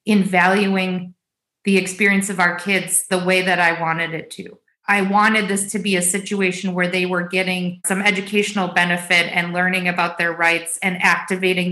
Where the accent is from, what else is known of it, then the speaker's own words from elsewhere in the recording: United States; we are all American